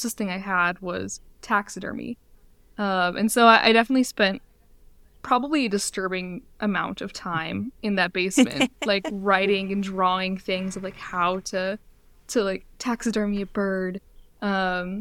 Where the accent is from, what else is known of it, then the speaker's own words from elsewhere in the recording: Midwest, United States; I grew up in the Midwest